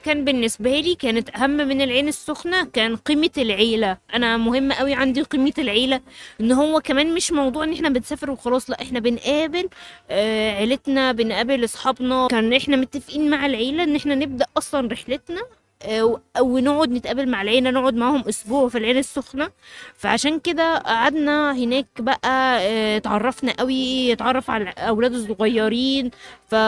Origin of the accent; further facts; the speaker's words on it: Cairo, Cairo Governorate, Egypt; عندنا في القاهرة